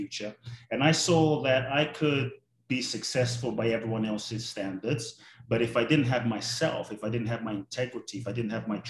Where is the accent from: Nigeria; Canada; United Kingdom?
United Kingdom; London; also born or lived in Ghana; now in United States; I grew up in London. Now I live in the US and Mexico and kind of all over.